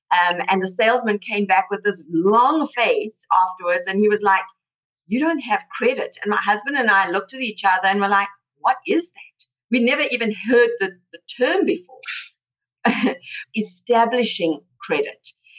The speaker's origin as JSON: {"language": "English", "country": "South Africa", "moved": "as an adult", "lives_now": "United States", "said": "I came from South Africa. I was an immigrant myself. I came here 22 years ago."}